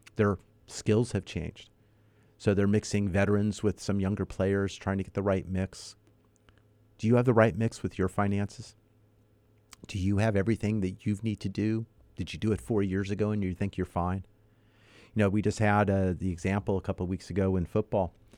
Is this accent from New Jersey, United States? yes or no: no; Los Angeles, California, United States; also born or lived in Northridge; I was a child growing up in North Hollywood, not too far from Silmar